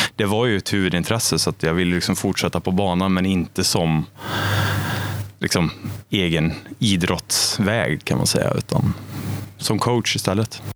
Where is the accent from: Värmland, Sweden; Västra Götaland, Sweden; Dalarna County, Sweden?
Värmland, Sweden; Arvika; also born or lived in Stockholm / Åre; now in Karlstad, Sweden; jag är uppvuxen i Arvika